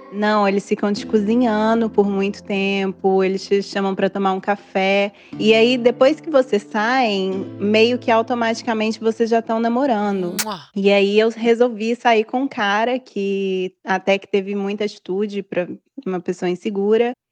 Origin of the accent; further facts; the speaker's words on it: Brazil; now in Italy; eu sou brasileira